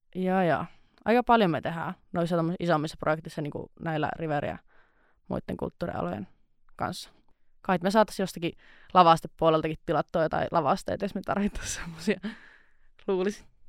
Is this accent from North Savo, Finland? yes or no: yes; Nilsiä, North Savo, Finland; moved away as an adult; now in Outokumpu, Finland; mä tuun Kuopiosta itse asiassa semmoiselta pikkupaikkakunnalta kuin nilsiä